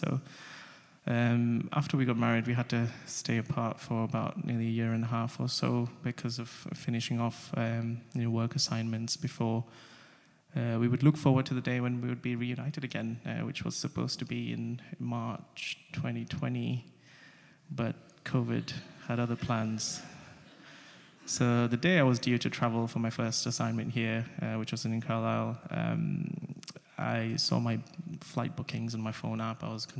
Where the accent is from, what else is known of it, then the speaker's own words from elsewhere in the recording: Samoa; also born or lived in India / Russia; I was born in India, but I grew up in Samoa, which is a beautiful island in the Pacific. I was raised in Russia